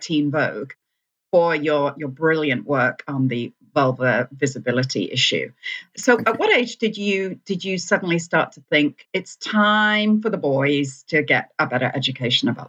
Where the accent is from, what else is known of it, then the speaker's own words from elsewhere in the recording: United Kingdom; I'm British